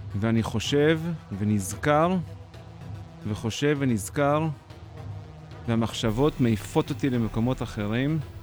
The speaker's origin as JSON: {"language": "Hebrew", "country": "Israel", "tie": "born or raised there", "said": "18 לפברואר 74 נולדתי בישראל"}